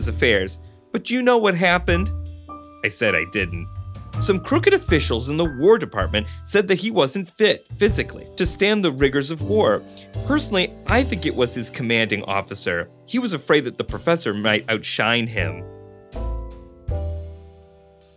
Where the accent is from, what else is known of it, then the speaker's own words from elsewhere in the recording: Buffalo, New York, United States; my hometown of Buffalo